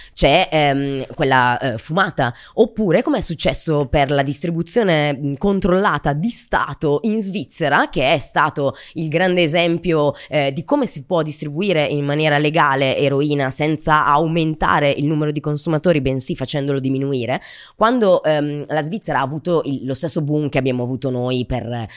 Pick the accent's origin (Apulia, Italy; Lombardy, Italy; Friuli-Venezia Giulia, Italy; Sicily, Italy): Lombardy, Italy; Brescia; io sono di Brescia